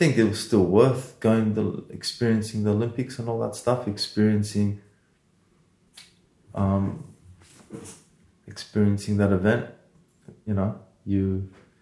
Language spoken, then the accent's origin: English; Odesa, Odesa Oblast, Ukraine; moved away; I was born in Odessa, Ukraine. I was born in Russia.